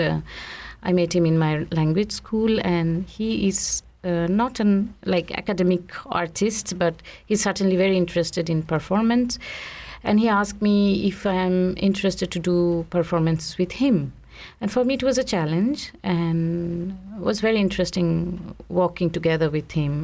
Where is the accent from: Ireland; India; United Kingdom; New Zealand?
India; now in Switzerland; I grew up in India